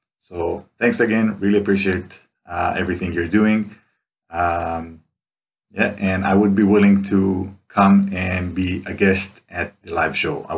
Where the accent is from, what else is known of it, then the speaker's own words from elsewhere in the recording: Tel Aviv, Tel Aviv District, Israel; from Tel Aviv, Israel.